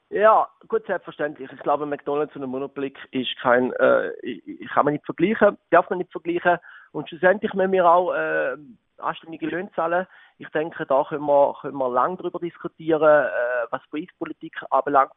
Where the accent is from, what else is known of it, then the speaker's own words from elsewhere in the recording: Switzerland; Ich bin aufgewachsen in der Gastronomie in Florlingen, in einem ja, sehr bekannten Restaurant, dort mal im Rital von meinen Eltern.